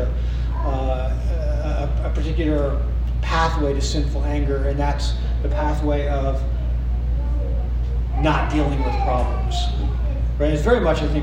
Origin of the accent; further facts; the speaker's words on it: East Coast, United States; now in Midwest, United States; I'm up from the East Coast